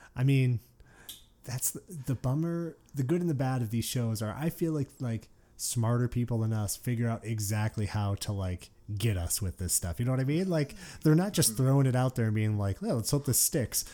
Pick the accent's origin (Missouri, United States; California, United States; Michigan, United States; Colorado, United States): Michigan, United States; Detroit; moved away as an adult; I grew up in Detroit, yeah. Lived there, uh, until I was twenty years old